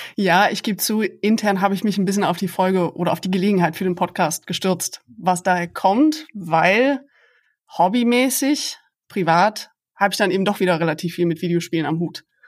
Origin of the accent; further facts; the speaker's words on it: Aachen, North Rhine-Westphalia, Germany; moved away as an adult; also born or lived in Maastricht, Netherlands / Leiden, Netherlands / Giessen, Germany; now in Bonn, Germany; Ich bin Öscher Mädche, also ich komme aus Aachen, bin also durch und durch Rheinländerin